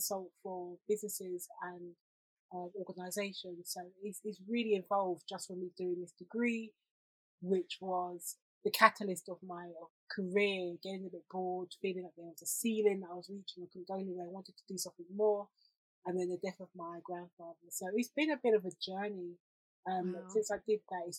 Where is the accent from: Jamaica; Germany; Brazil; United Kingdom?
Jamaica; being a Jamaican girl